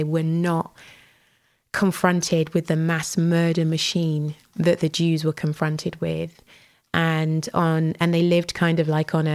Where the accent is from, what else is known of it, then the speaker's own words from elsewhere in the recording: United Kingdom; I'm a Brit, born and bred